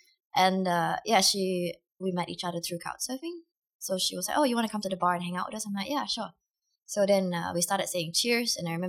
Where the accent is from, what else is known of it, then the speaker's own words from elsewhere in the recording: Singapore; moved away as an adult; now in Tallinn, Estonia; I'm originally from Singapore, and how I got to Estonia was because I got a job with Latitude 59